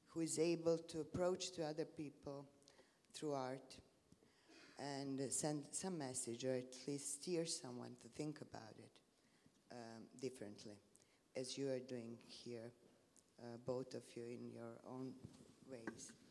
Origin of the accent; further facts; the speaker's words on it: Serbia; English is a second language; I'm coming from Balkans and I'm coming from Serbia.